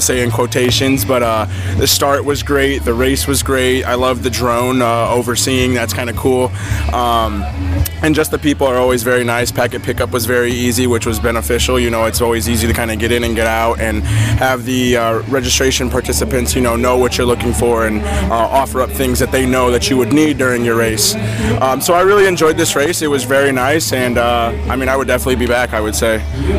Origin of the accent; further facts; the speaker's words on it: South Bend, Indiana, United States; moved away as an adult; now in Naples, United States; I'm from South Bend, Indiana, but I lived in Naples for the past like year and a half.